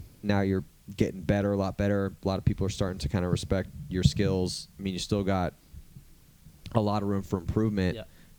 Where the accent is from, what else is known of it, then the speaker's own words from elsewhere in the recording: California, United States; And then growing up in California, I mean, you lucky assholes over there on the East Coast got the nice grass and it rains all the time, so it's all green. It's like we live in the desert out here.